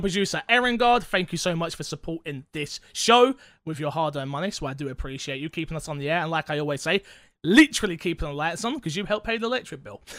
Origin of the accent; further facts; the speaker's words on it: United Kingdom; I'm British.